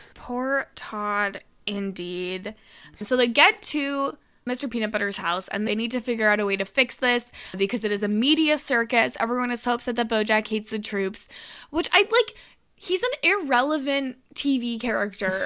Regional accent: Canada; accent: Canadian; my Canadian accent

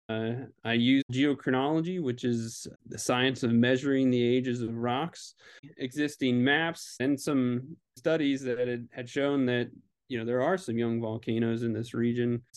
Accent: Kentucky, United States; moved away; my home state of Kentucky

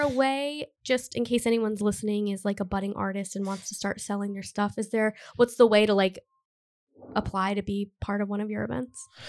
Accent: Cumberland, Rhode Island, United States; also born or lived in Providence, Rhode Island; I grew up in Cumberland. I've lived in Providence for, like, almost ten years

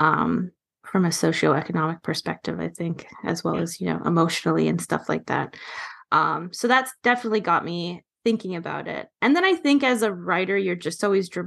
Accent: Toronto, Ontario, Canada; now in Vancouver, Canada; I grew up in Toronto and, you know, like riding the subway when I was a teen

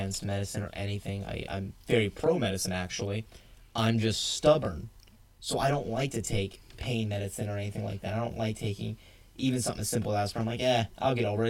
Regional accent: South Georgia, United States; also born or lived in Turkey; I grew up in South Georgia where they have, like, legit dirt roads still

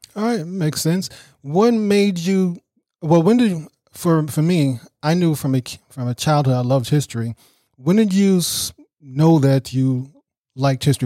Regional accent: New York City, New York, United States; I grew up in Brooklyn, New York

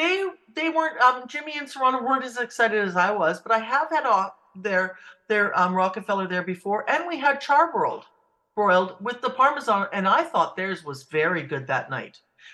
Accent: Vancouver Island, British Columbia, Canada; I'm from Vancouver Island

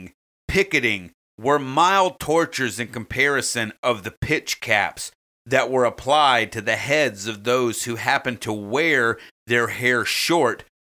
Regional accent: United States; We're from America

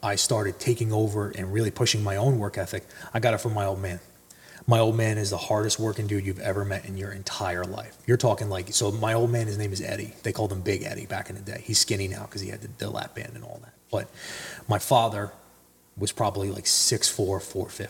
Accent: New Jersey, United States; also born or lived in Mahwah, New Jersey / Allendale, New Jersey; I'm from North Jersey

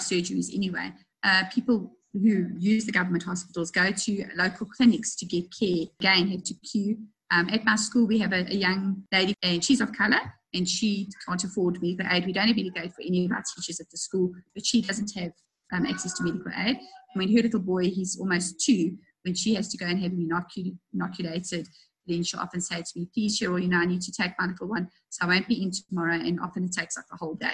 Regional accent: South Africa

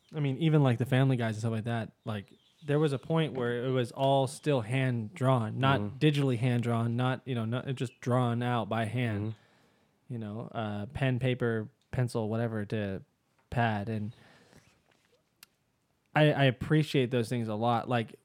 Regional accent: England, United Kingdom; Sort of like I don't really know because I'm English.

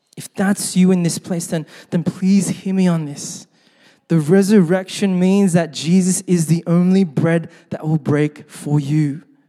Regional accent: Sydney, New South Wales, Australia; growing up in Sydney, uh, my parents were first generation Korean immigrants

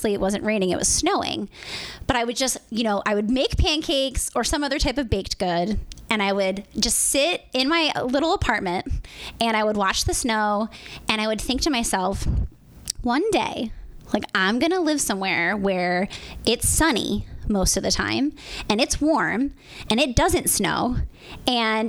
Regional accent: Pennsylvania, United States; moved away as an adult; also born or lived in Philadelphia / Hawaii; now in Los Angeles, United States; I'm originally from Pennsylvania

